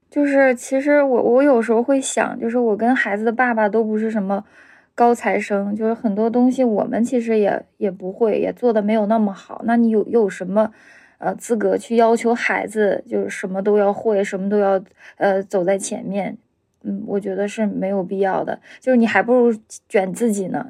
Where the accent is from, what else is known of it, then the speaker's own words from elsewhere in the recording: Heilongjiang, China; moved away as an adult; now in Beijing, China; 我是黑龙江人，在北京生活十年了